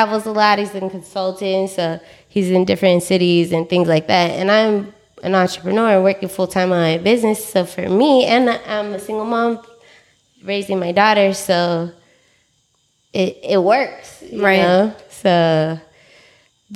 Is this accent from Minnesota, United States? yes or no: no; San Francisco, California, United States; I was born in San Francisco.